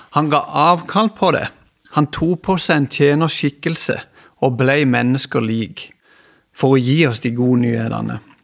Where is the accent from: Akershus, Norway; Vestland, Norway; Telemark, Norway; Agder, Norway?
Agder, Norway; Kristiansand; jeg kommer ifra Flekkerøya, jeg bor her